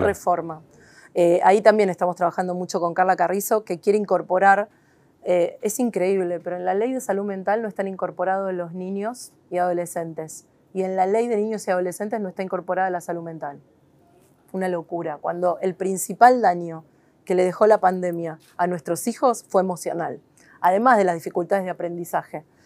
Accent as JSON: {"language": "Spanish", "country": "Argentina", "said": "quiénes somos los argentinos"}